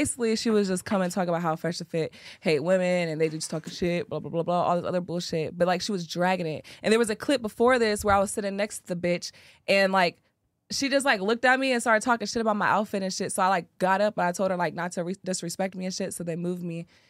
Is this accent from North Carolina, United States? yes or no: no; Quad Cities, Iowa, United States; Oh, I'm from the Quad Cities. I'm from Iowa.